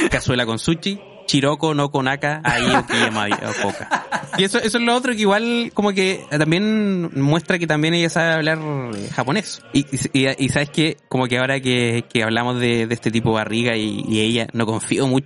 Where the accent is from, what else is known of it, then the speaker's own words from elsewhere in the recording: Quirihue, Ñuble, Chile; No, no, yo no soy de acá, señor. Yo soy de Kirihue, no. Yo construí este condominio aquí en, Lota, y, pero no, no me ubico acá.